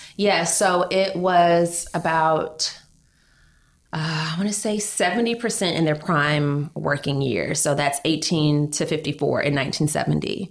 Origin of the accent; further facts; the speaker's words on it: Georgia, United States; now in New York, United States; I'm from Georgia.